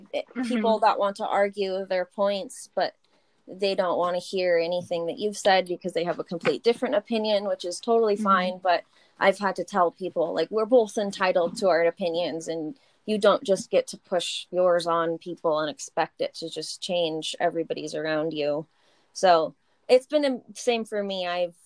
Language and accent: English; Boise, Idaho, United States; So we grew up in a high school and a junior high that had this amazing, it was called the ELL program.